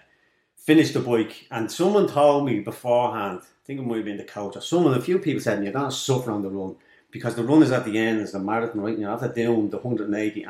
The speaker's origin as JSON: {"language": "English", "town": "Dublin", "region": "Leinster", "country": "Ireland", "tie": "born or raised there", "said": "I grew up in Darndale, I grew up in Cooler with nothing."}